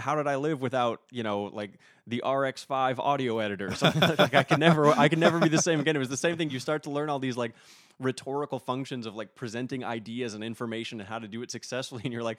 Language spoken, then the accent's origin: English; Minot, North Dakota, United States; Yes, it is Minot, North Dakota.